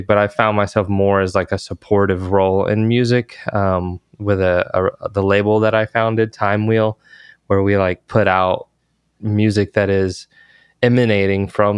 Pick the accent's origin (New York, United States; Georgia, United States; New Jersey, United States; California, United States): Georgia, United States; now in Texas, United States; I grew up in Georgia